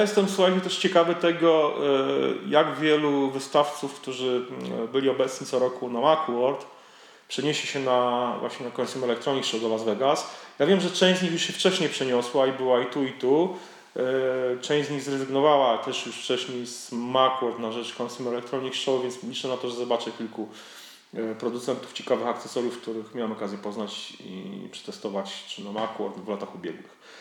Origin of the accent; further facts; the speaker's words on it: Poland; jesteśmy z Polski